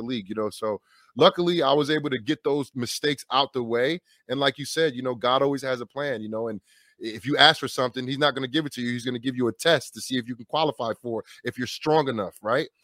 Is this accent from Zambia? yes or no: no; New York, New Jersey, United States; moved away as an adult; also born or lived in Wisconsin; drafted by the New York Giants at a high round draft pick, in my hometown